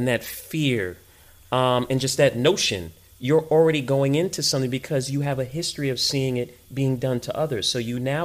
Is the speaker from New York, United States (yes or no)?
yes; New York City, New York, United States; moved away; So I am first generation American, born and raised in New York